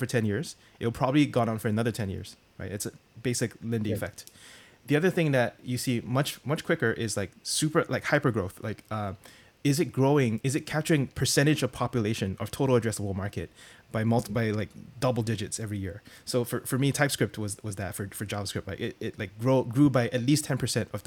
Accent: Singapore; I was born and raised in Singapore

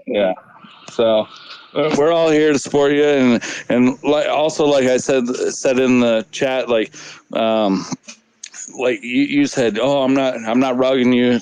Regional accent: South Dakota, United States; now in West Texas, United States; I'm from South Dakota originally. I'm living in Texas right now, West Texas.

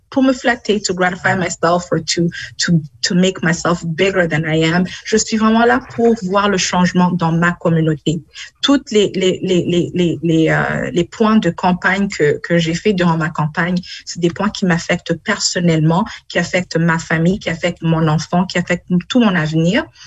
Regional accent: Burundi; now in London, Canada; je suis née au Burundi, j'ai vécu au Burundi. Euh, on a vécu dans la guerre quand j'étais au mhm. Burundi

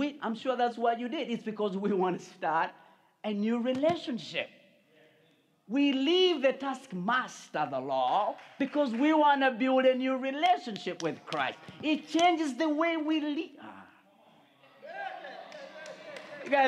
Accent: Uganda; moved away; I come from Uganda

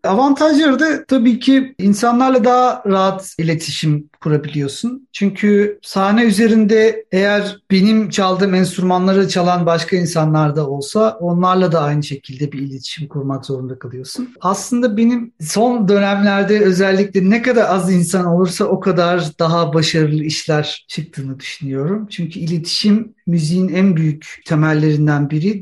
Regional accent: Istanbul, Turkey; moved away as an adult; now in Germany; İstanbul'un son 20 yılda yaşadığı değişim ve doğup büyüdüğüm yerdeki kültürel olarak bütün beslendiğim bütün her şeyin son 20 yılda nasıl değiştiğini görmek

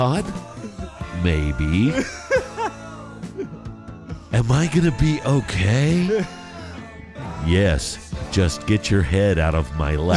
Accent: Garland, Texas, United States; also born or lived in San Angelo, Texas; I grew up in Garland

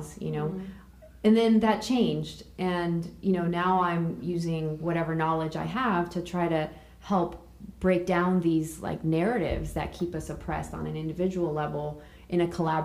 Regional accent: Orange County, Southern California, United States; being bicultural, bilingual, growing up in Orange County, Southern California

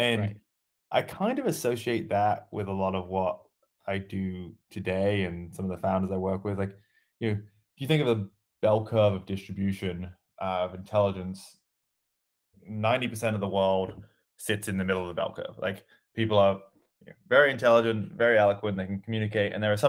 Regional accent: Birmingham, West Midlands, United Kingdom; now in United States; near Birmingham, middle of England, and moved out to the States about 10 years ago now, which is why my accent's all sorts of funny.

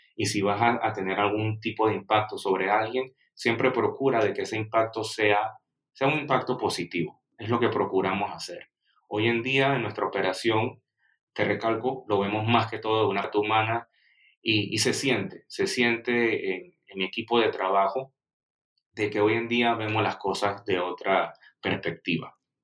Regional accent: Panama; siendo el primer panameño que tiene presencia en tu, en tu programa

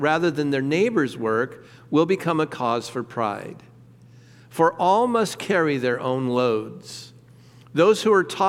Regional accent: Southern California, United States; moved away; I'm from Southern California

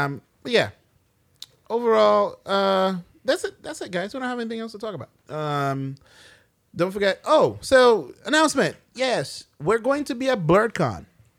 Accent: Brooklyn, New York, United States; We're all from Brooklyn.

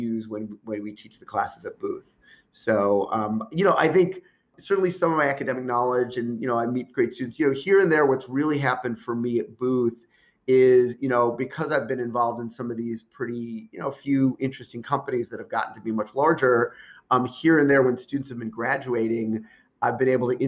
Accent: Chicago, Illinois, United States; moved away; also born or lived in New York; I'm originally from the Chicago area, I moved back here

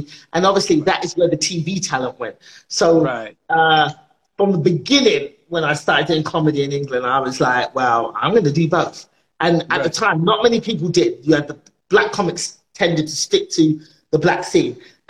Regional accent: Nigeria; So when I came on the scene as a Nigerian comedian, I was doing jokes from my perspective.

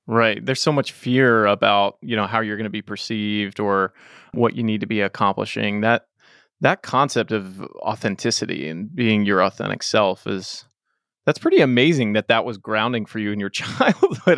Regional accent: Dallas, Texas, United States; also born or lived in London, England / Los Angeles / New York; I just moved back home to Dallas, where I grew up after spending some time in L A and New

